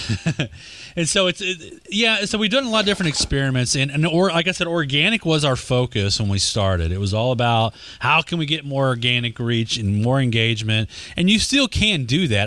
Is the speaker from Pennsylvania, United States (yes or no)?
no; Texas, United States; accent: Texas; My Texas accent